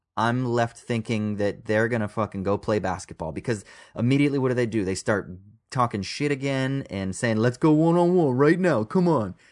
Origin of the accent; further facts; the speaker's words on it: Orange County, California, United States; also born or lived in Los Angeles; I was born in L A, but I grew up in Orange County.